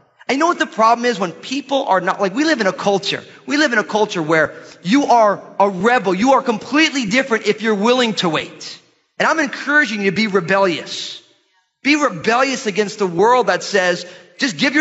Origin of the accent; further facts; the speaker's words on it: United States; our lives as American Christians